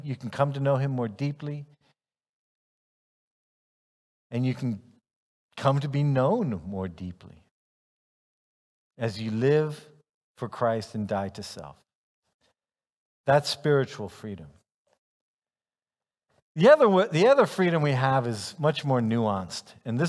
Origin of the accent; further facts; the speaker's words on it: Ghana; also born or lived in United States; I'm a American, male, white, comes from an upper middle class, probably you could say family. And yet, even though there are other people who could say that same description, on top of that, though, I lived my childhood in Ghana